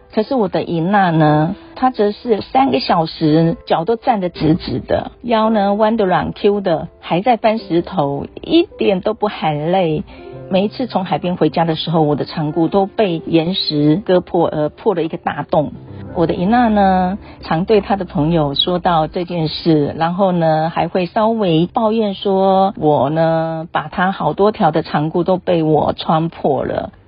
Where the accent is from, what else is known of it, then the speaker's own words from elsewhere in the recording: Chenggong, Taitung County, Taiwan; 我是来自台东成功镇都立部落的